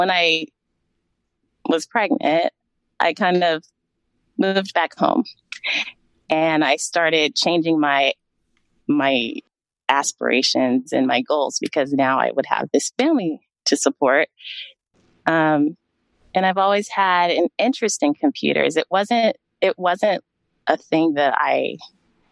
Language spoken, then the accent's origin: English; Sacramento, California, United States; also born or lived in New York; I grew up in Sacramento, California. I was born and raised here.